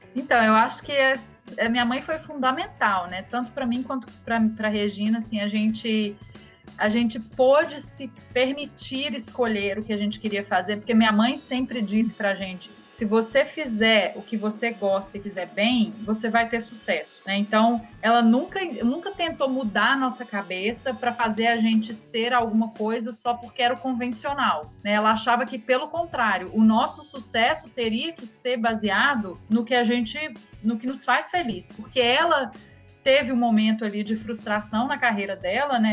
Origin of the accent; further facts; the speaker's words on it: Belo Horizonte, Minas Gerais, Brazil; moved away; also born or lived in Rio de Janeiro; eu sou de Belo Horizonte